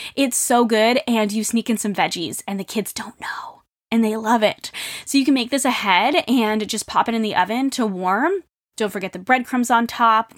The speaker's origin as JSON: {"language": "English", "region": "New England", "country": "United States", "tie": "born or raised there", "said": "growing up in New England"}